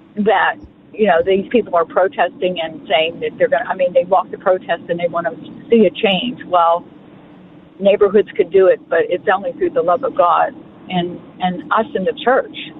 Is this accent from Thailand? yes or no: no; Western Pennsylvania, United States; also born or lived in the South (US); I lived in the South for three years. I'm born and raised in Western Pennsylvania